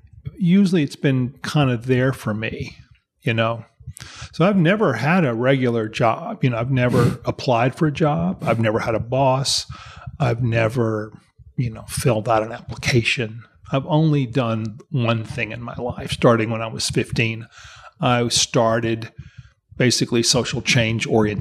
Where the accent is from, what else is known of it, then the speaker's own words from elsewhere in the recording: Mississippi, United States; I'm from Mississippi. I was born in 1955. Yeah. And grew up in Mississippi.